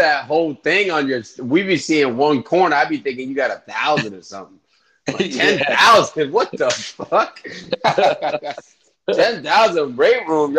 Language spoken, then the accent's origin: English; New York City, New York, United States; Because I'm from New York City, so we didn't really have no football. It was just basically basketball.